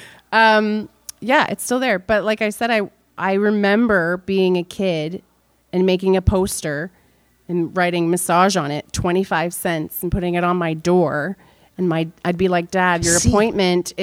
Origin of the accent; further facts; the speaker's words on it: Toronto, Ontario, Canada; first language American Sign Language; English is a second language; moved away as an adult; now in Barrie, Canada; I grew up in Scarborough